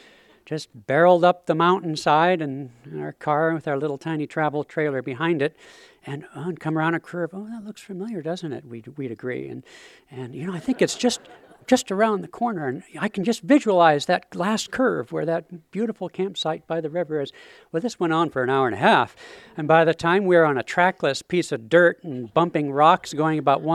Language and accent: English; Seattle, Washington, United States; I'm from the Emerald City of Seattle